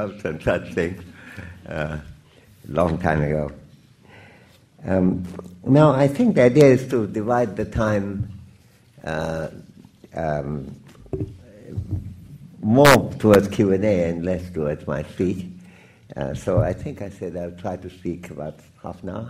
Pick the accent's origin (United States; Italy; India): India; I'm exclusively an Indian citizen